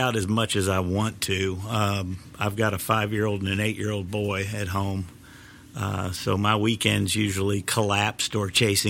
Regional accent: Kansas City, United States; moved away as an adult; now in Nashville, United States; I'm originally from Kansas City

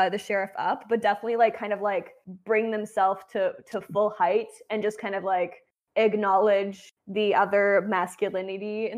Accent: Canada; I'm Canadian.

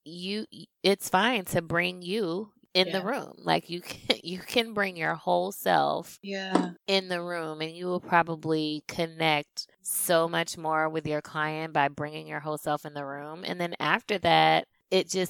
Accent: the South, United States; accent: Southern; My accent, my Southern comes out a lot when, just when I'm at home with my family

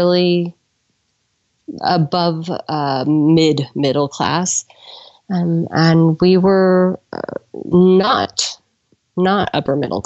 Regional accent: California, United States; I was raised by glassblowers in California

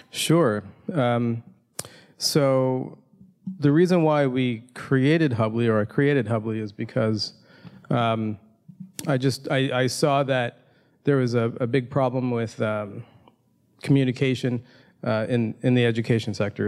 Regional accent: Toronto, Ontario, Canada; my hometown of Toronto, Canada.

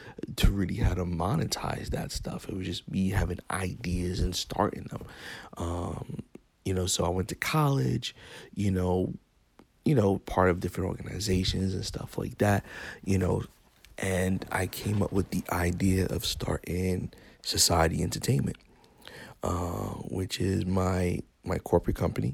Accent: New York City, New York, United States; moved away as an adult; now in Florida, United States; I was raised in Bronx, New York.

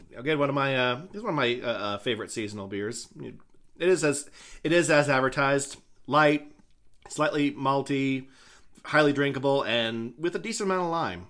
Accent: Idaho, United States; my home state, while having stupid ass, uh, alcohol laws, not as bad as they could be

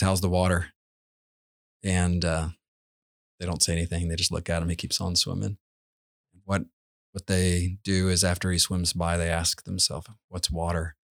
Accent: Georgia, United States; we grew up in Georgia where you'd pull out azalea bushes

